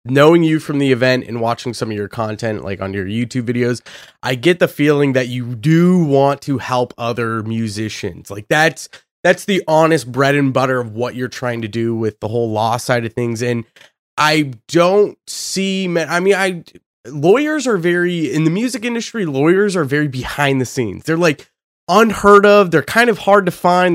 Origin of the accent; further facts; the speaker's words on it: Boise, Idaho, United States; I'm from Boise, Idaho